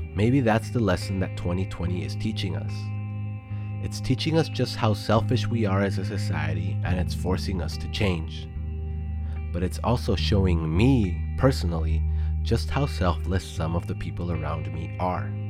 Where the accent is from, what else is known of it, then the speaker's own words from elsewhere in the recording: Texas, United States; my home state of Texas